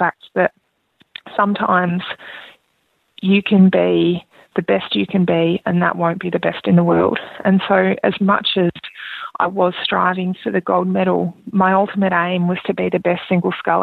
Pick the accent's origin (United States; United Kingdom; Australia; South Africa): Australia; being an Australian Olympian